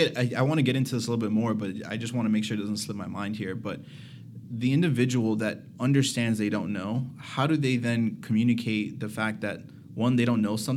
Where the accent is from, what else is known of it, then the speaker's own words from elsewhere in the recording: Miami, Florida, United States; also born or lived in New Brunswick, New Jersey; But I moved to Miami when I was one, so I have zero recollection of like what New Jersey's like. But I tell people, yeah, I'm from Jersey.